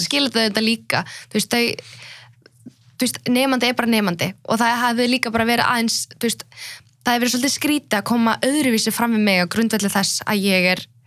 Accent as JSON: {"language": "Icelandic", "country": "Iceland", "tie": "born or raised there", "also_born_or_lived": "Iraqi Kurdistan", "said": "ég fættist hér"}